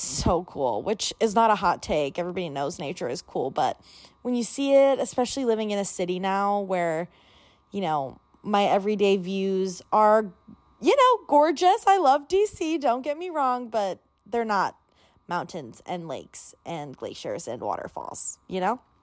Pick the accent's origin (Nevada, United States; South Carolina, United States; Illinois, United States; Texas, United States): Illinois, United States; moved away as an adult; now in Washington, D.C., United States; I grew up in Illinois, which is very flat.